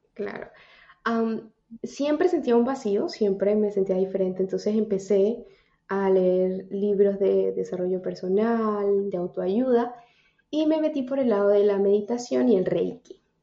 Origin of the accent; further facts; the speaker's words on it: Táchira, Venezuela; moved away as an adult; now in New York, United States; soy de Venezuela, soy una venezolana en Nueva York.